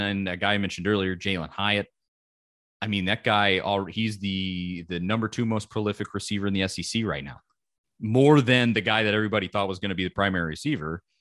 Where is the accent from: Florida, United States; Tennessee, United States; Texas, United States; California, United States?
Tennessee, United States; Knoxville; I grew up in Knoxville, Tennessee, my entire life